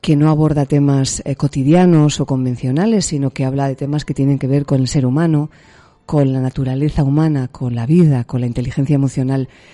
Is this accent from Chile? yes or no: no; Alicante, Valencian Community, Spain; moved away as an adult; now in Tenerife, Spain; yo soy alicanaria, porque nací en Alicante, soy valenciana, pero me vine con veintipocos años a las Islas Canarias